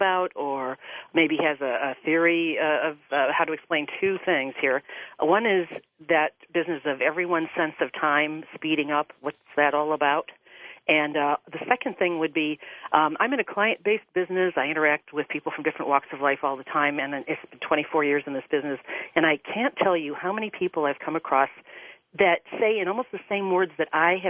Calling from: Ohio, United States

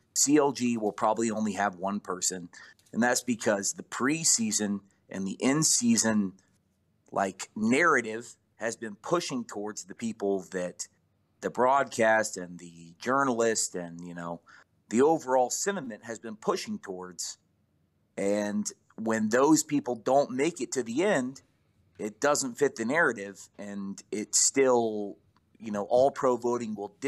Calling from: Georgia, United States

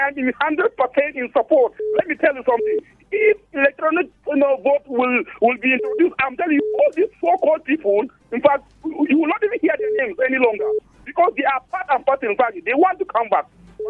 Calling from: Bokkos, Plateau, Nigeria; This is Comrade … calling you from Dabo in Bokos.

